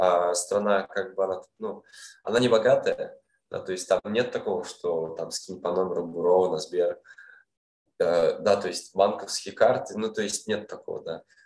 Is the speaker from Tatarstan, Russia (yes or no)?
yes; Kazan, Tatarstan, Russia; moved away as an adult; also born or lived in Almaty, Kazakhstan; now in Vietnam; своим домом я считаю Казань. Да, я в Алмате родился, родился в Казани я вырос там, в студенческие годы, там, школьные